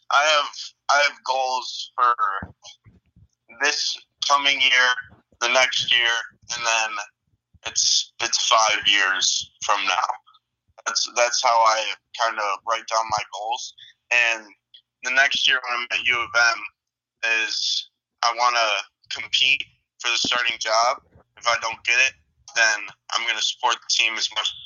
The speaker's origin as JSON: {"language": "English", "town": "Chicago", "region": "Illinois", "country": "United States", "tie": "born or raised there", "said": "Just two hardworking parents, and growing up in Chicago and growing up playing hockey and football"}